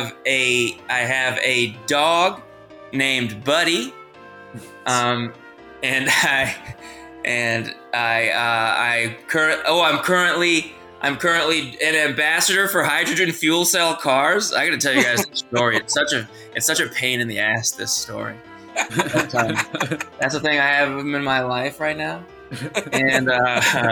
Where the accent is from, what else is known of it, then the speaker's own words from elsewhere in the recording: Massachusetts, United States; also born or lived in Providence, Rhode Island; I was born in Providence, Rhode Island, but I grew up across the line in Massachusetts